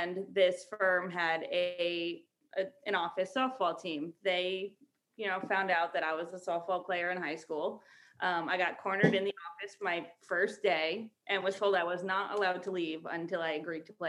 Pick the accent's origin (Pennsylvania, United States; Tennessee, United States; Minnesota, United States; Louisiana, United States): Pennsylvania, United States; Jessup; moved away as an adult; now in Long Island, United States; I'm from Pennsylvania